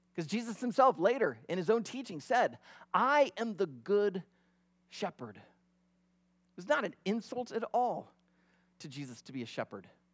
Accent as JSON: {"language": "English", "area": "near Glenwood", "region": "Iowa", "country": "United States", "tie": "born or raised there", "moved": "yes", "said": "I grew up about only thirty, forty, uh, minutes from Glenwood"}